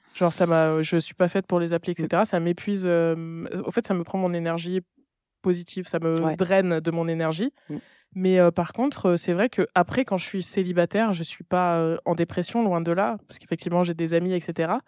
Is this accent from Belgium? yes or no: no; Nîmes, Occitania, France; now in Paris, France; on a grandi à Nîmes